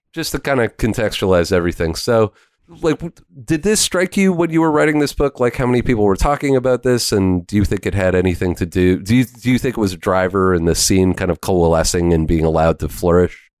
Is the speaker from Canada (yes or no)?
yes; Canada; as a Canadian musician